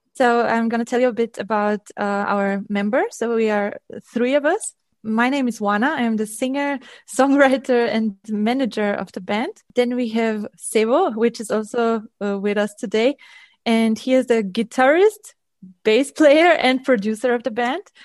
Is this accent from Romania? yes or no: yes; Transylvania, Romania; moved away; I'm coming from Transylvania, from Romania.